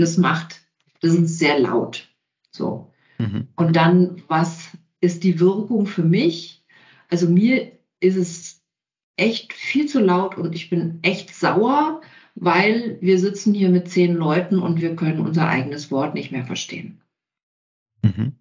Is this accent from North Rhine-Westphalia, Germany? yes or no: no; Kempten, Bavaria, Germany; ich komme aus Kempten